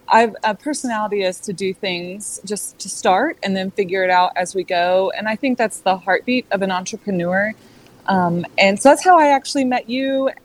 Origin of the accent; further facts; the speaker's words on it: Texas, United States; moved away as an adult; now in North Carolina, United States; We are from Texas. I would claim to fame I'm a Texan. Living in North Carolina, we moved.